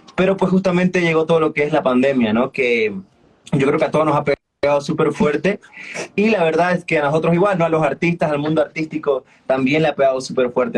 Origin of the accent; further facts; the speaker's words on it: Sucre, Chuquisaca, Bolivia; yo soy de Sucre